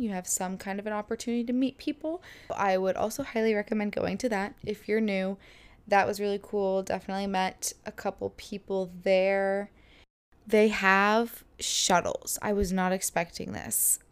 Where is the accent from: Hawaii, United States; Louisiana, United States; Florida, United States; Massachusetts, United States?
Florida, United States; I'm from Florida